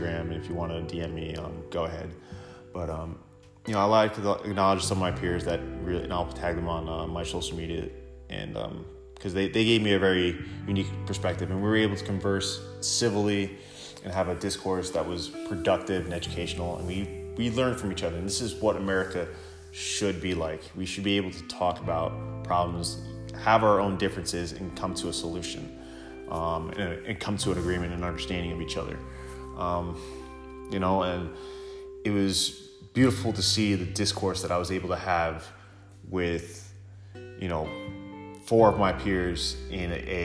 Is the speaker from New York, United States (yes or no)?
yes; Sable, New York, United States; also born or lived in Central Islip, New York; I first moved to Sable, New York, when I was in second grade.